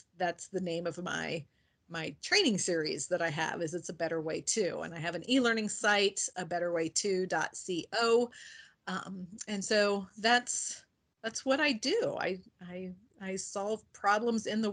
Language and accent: English; Indiana, United States; now in Ohio, United States; I live in Ohio. I'm originally from Indiana. I tell people I am still a Hoosier at heart.